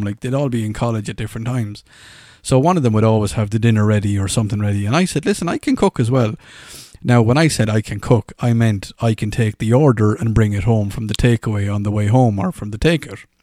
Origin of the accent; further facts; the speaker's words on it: Ireland; accent: Irish; moved away; "Oh my God, you've got an Irish accent." I was like, "Well, I do."